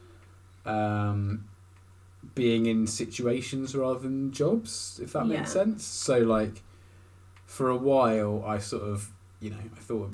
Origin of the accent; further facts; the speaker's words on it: Essex, East of England, United Kingdom; I just moved to Essex from the southwest.